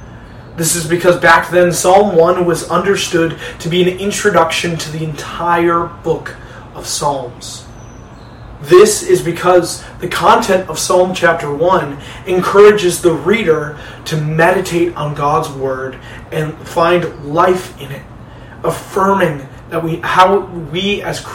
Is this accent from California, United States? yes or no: no; Detroit, Michigan, United States; moved away as an adult; also born or lived in Chicago; I moved back home to Detroit from Chicago after graduating from Moody just a couple of weeks ago.